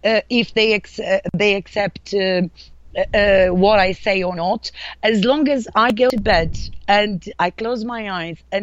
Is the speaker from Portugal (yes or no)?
yes; Portugal; accent: Portuguese; English is a second language; moved away as an adult; me being Portuguese, of course, when I arrived here, you can really hear my accent